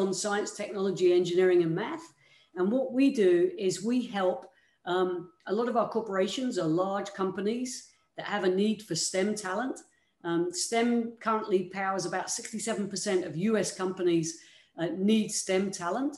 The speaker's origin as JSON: {"language": "English", "country": "United Kingdom", "moved": "yes", "said": "you can probably tell by my accent, I'm not originally from these parts. I came from the United Kingdom"}